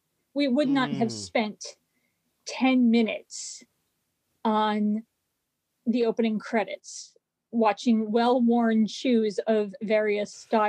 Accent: California, United States; I didn't really relate to the people in the town where I grew up because I was actually from California.

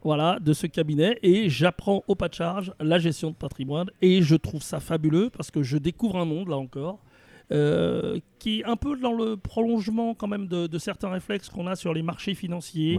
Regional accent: Villemomble, Île-de-France, France; also born or lived in Paris; je suis né à Paris 20e. Et dès que je suis né, mes parents sont partis dans une, petite ville de la banlieue parisienne qui est à 7 km à l'est de Paris, qui s'appelle Villemomble. Et j'ai toujours vécu à Villemomble

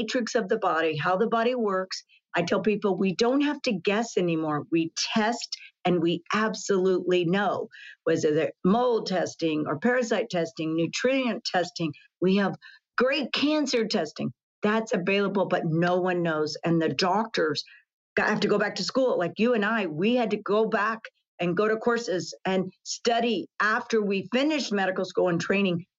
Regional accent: Texas, United States; grew up in Texas

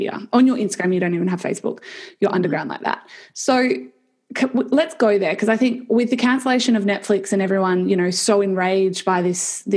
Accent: Perth, Western Australia, Australia; We're from Perth

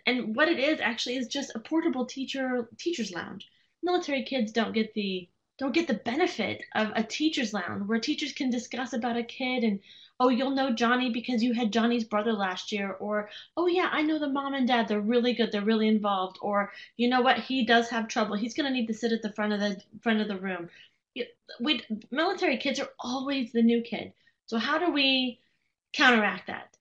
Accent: Las Vegas, Nevada, United States; moved away; I was born and raised in Las Vegas

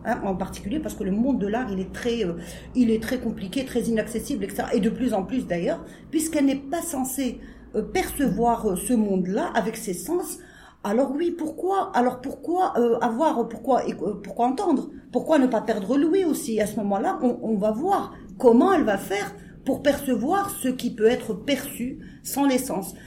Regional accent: Algeria; ce qu'on est en tant qu'Algérien

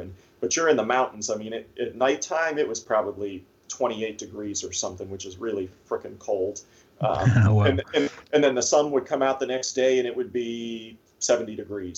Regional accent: Erie, Pennsylvania, United States; I'm from Erie, so most of the time I shoot here

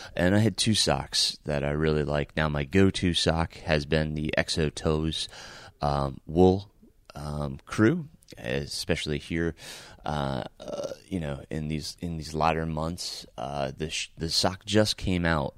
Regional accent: Middletown, New York, United States; moved away; I am recording from Middletown, New York, my hometown where I grew up

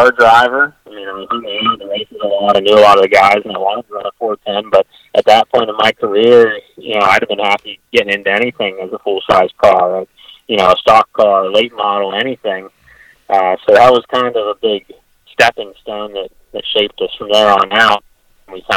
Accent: Pennsylvania, United States; moved away; I'm from Pennsylvania

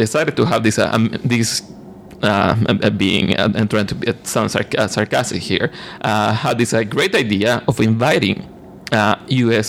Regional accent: Nicaragua; moved away as an adult; now in Canada; I'm from Nicaragua

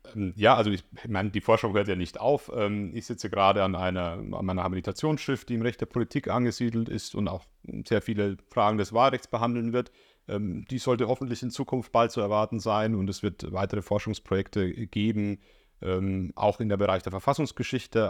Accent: Bavaria, Germany; accent: Bavarian; now in Leipzig, Germany; ich kann ja mit meinem Akzent nicht verbergen, dass ich dort herkomme

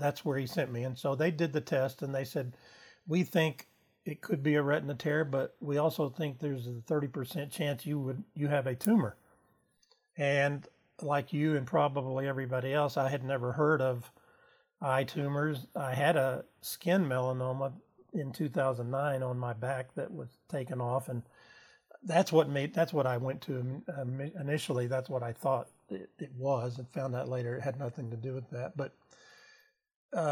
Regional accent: Austin, Texas, United States; also born or lived in San Marcos, Texas; now in Horseshoe Bay, United States; I grew up in Austin and went to school there

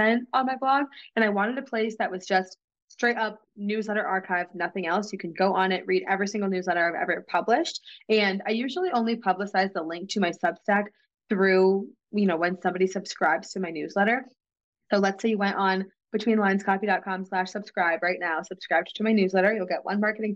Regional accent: New England, United States; I'm from New England

